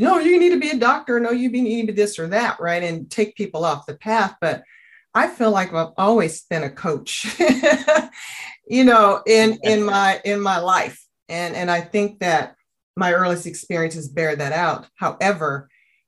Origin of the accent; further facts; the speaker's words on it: Oakland, California, United States; also born or lived in Union City, California; I am a product of being born and raised in Oakland